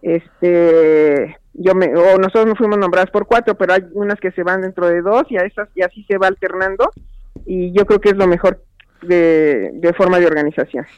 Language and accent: Spanish; Mexico; soy una experta mexicana en el Comité CEDAW